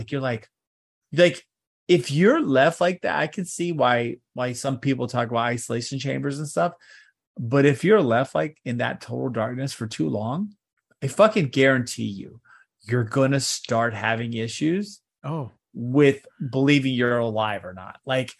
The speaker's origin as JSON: {"language": "English", "region": "Texas", "country": "United States", "tie": "born or raised there", "said": "this is the Texas I grew up in, right? I grew up in the Texas where like Houston and then like Austin and San Antonio is kind of like that triangle."}